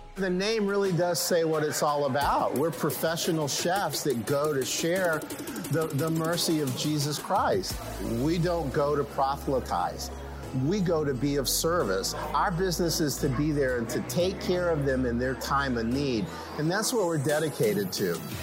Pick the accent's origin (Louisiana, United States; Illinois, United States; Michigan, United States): Louisiana, United States; New Orleans; now in Virginia, United States; New Orleans was my hometown